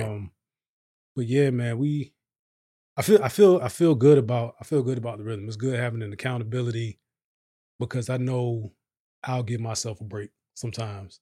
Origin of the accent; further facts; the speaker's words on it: Virginia, United States; now in Texas, United States; I'm from Virginia